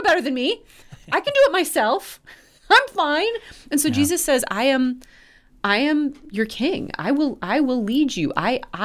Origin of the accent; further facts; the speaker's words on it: United States; My life as an American